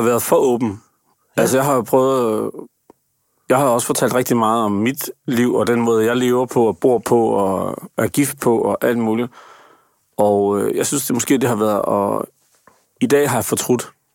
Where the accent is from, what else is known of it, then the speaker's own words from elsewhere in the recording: Aarhus, Central Denmark Region, Denmark; jeg er født i Aarhus